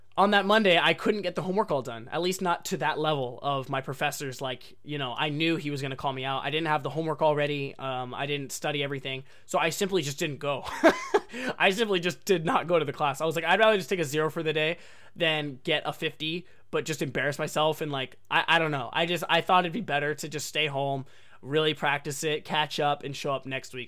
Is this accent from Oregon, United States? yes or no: yes; Oregon, United States; moved away as an adult; also born or lived in Japan; I was born and raised in Oregon my whole life, um, not necessarily in like downtown Portland